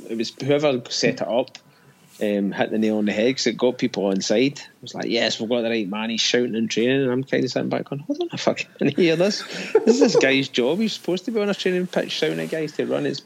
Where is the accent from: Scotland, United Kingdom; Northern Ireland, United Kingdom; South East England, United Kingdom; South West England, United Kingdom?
Scotland, United Kingdom; accent: Scottish; moved away; I've actually angry Scotsman.